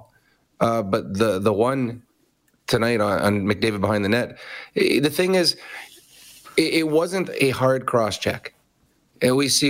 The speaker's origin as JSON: {"language": "English", "town": "Edmonton", "region": "Alberta", "country": "Canada", "tie": "born or raised there", "said": "Edmonton, my hometown"}